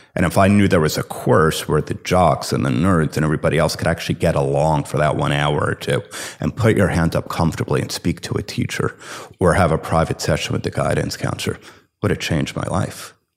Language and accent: English; Livingston, New Jersey, United States; I grew up in Livingston, New Jersey.